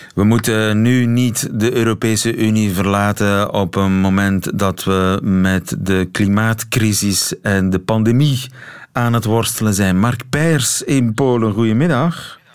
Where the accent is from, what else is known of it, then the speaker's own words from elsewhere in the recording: South Flemish countryside, Flanders, Belgium; ik ben opgegroeid in het Zuid-Vlaamse platteland